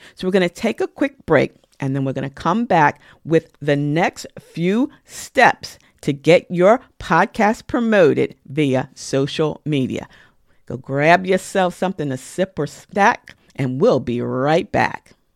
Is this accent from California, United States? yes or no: no; New York, United States; as a New Yorker